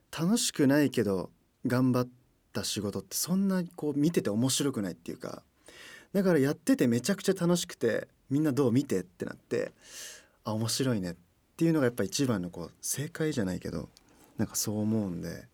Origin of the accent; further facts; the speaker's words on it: Toyokawa, Aichi, Japan; moved away as an adult; now in Tokyo, Japan; 出身地は愛知県豊川市です